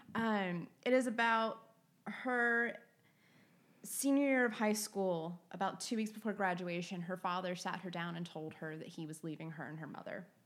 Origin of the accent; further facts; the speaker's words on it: the South, United States; moved away; I'm from the South